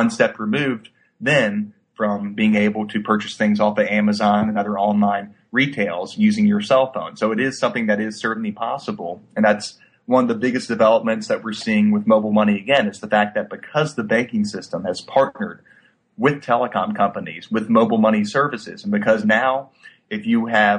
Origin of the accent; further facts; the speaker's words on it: Baton Rouge, Louisiana, United States; But I grew up in Baton Rouge, went to school at Louisiana State University here in town.